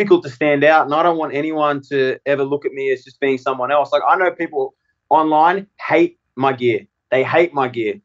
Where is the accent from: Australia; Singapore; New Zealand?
Australia; now in United States; especially as an Australian